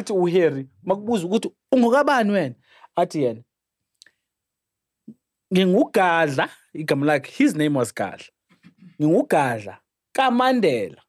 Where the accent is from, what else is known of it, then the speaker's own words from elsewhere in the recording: Qunu, Eastern Cape, South Africa; I was born in not far from the banks of Umbasha River. I was born in Ikunu. I grew up in Ikunu